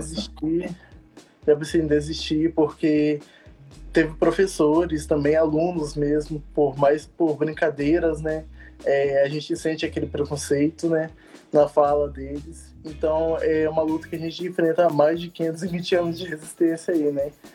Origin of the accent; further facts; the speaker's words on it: Espírito Santo, Brazil; moved away as an adult; now in Brasília, Brazil; Eu sou do Espírito Santo, da aldeia Caeiras Eras, barra Irajá, que é divisa